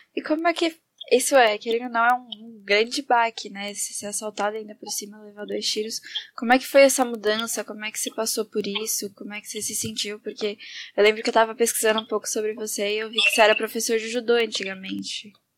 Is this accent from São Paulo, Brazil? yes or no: yes; São Paulo, Brazil; de onde a gente é também, tá tudo aqui de pertinho.